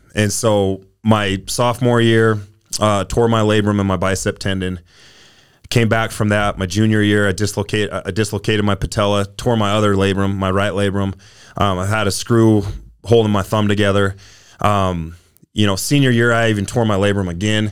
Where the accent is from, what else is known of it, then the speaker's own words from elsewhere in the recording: South Jordan, Utah, United States; I, I grew up in South Jordan, Utah